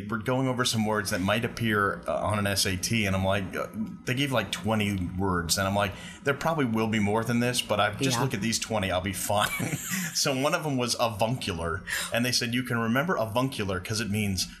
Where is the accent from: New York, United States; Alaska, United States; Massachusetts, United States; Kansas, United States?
New York, United States; Long Island; I grew up on Long Island